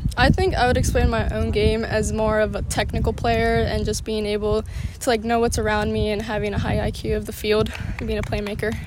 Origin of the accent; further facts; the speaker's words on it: Torrance, California, United States; i'm from torrance california